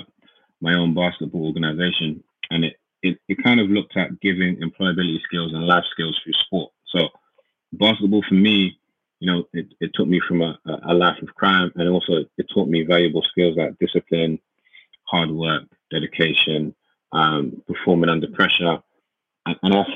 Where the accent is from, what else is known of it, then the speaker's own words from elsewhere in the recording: London, United Kingdom; we grew up in Hackney, East London.